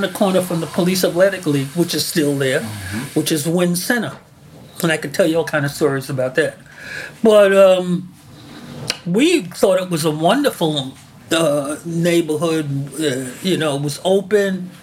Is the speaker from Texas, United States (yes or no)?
no; New York City, New York, United States; we grew up in Bedford-Stuyvesant